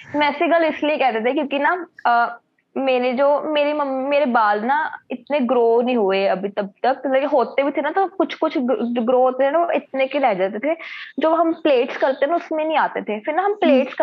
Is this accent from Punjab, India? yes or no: yes; Patiala, Punjab, India; तो मैं तो पटियाला से हूँ